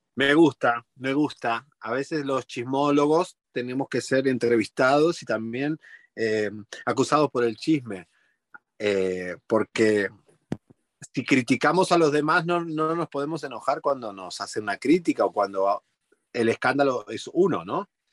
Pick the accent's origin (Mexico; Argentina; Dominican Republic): Argentina; moved away as an adult; now in Miami, United States; soy argentino